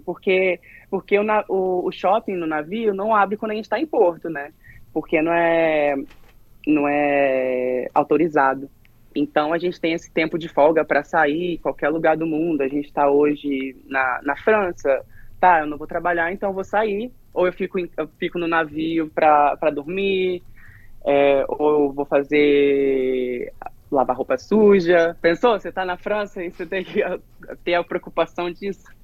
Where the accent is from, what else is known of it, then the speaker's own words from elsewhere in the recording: Ibiraçu, Espírito Santo, Brazil; moved away as an adult; eu sou de Biraçu, Espírito Santo